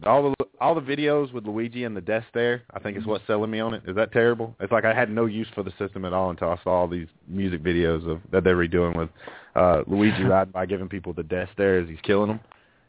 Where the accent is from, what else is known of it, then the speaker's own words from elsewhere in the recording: Alabama, United States; We're from Alabama.